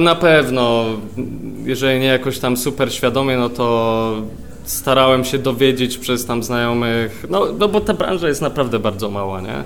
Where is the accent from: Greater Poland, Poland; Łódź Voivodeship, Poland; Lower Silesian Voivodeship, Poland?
Greater Poland, Poland; Poznań; moved away as an adult; also born or lived in London; jestem z Poznania, wyjechałem na studia yy, do Londynu właśnie